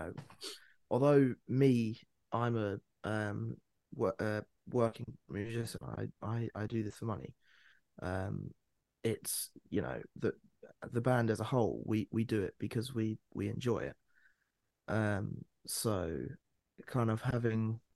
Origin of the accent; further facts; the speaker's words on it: Bedfordshire, East of England, United Kingdom; also born or lived in London / Cambodia; But I've been in Bedfordshire most of my life. I grew up here